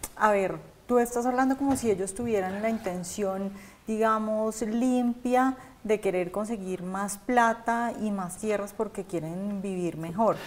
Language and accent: Spanish; Cali, Valle del Cauca, Colombia; yo soy de Cali